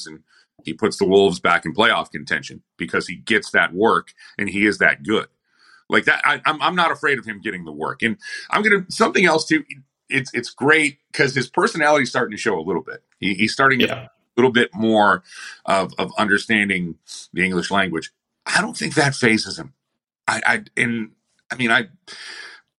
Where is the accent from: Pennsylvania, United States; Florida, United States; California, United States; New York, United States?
New York, United States; Buffalo; I'm from Buffalo.